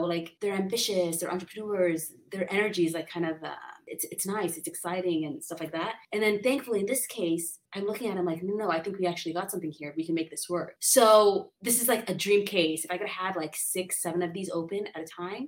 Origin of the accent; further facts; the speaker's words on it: San Diego, California, United States; I'm a local. I grew up in San Diego, wonderful connections here